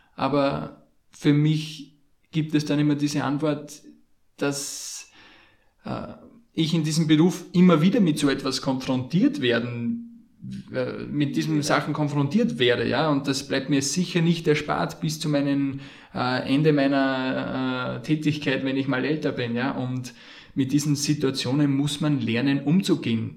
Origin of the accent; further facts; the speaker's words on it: Austria; bei uns in Österreich